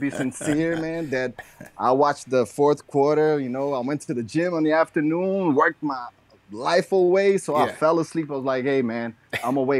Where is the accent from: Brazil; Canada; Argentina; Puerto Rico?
Brazil; I'm calling from Brazil.